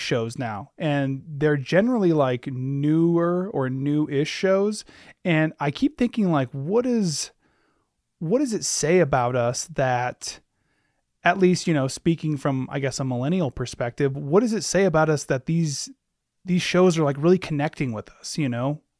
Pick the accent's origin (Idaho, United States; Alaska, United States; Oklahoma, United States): Alaska, United States; Anchorage; growing up in Anchorage